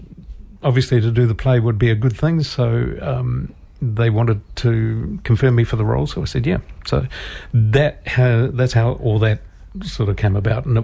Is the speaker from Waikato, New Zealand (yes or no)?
yes; Morrinsville, Waikato, New Zealand; I'm also going to be travelling from Murrinsville, my hometown, to come to rehearsals.